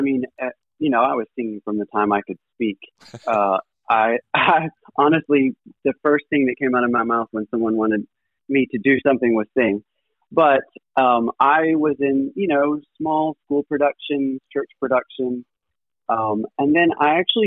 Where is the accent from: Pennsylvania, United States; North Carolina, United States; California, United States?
North Carolina, United States; Pinehurst; also born or lived in Greenville, South Carolina / Raleigh, North Carolina; I was born around Pinehurst, North Carolina, in Moore County. Grew up there my entire life